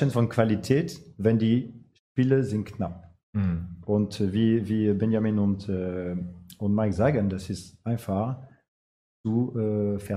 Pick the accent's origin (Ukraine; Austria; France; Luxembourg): France; German is a second language; now in Bremen, Germany; Und äh, seit ich in Bremen bin, frage ich mich auch, weil ich komme aus Frankreich.